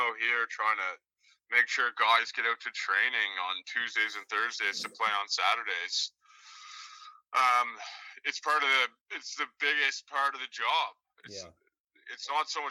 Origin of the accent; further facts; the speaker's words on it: Fredericton, New Brunswick, Canada; moved away as an adult; also born or lived in Edinburgh / London / Cape Town / Victoria; now in Vancouver, Canada; I'm from Fredericton, but I hadn't lived there really since 2006 or 2007.